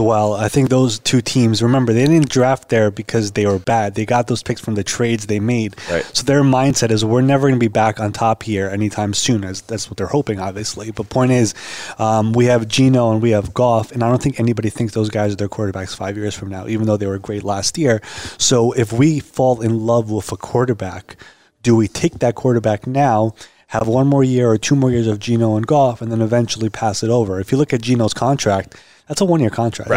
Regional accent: New York, United States; I'm from New York

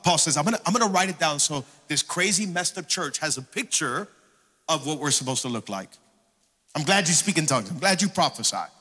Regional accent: Miami, Florida, United States; also born or lived in Hialeah; I was born and raised here in Miami, been in church my entire life

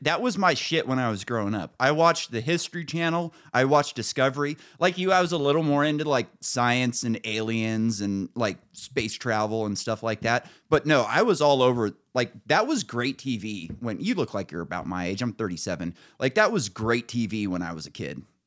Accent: Northern California, United States; I grew up in Northern California with, like, just right-wingers everywhere.

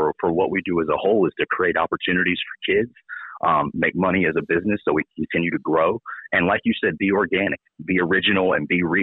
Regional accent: Kinston, North Carolina, United States; growing up in Kinston

